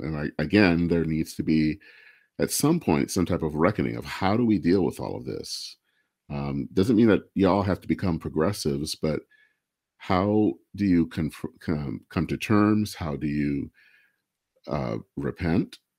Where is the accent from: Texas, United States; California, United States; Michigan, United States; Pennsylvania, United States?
Michigan, United States; I hail from Michigan